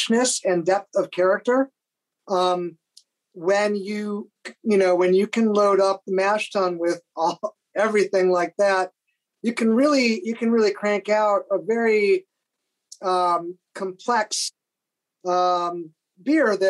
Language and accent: English; New York, United States; we're from New York State, Jeff